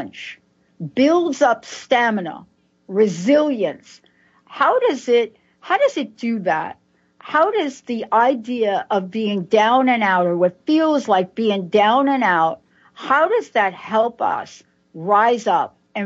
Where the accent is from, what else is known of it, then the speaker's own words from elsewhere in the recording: New York, United States; I'm from New York